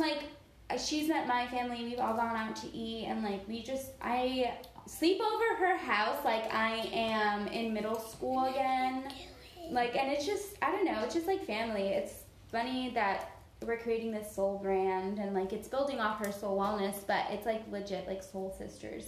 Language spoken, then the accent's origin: English; Miami, Florida, United States; moved away as an adult; now in Georgia, United States; I was born and raised in Miami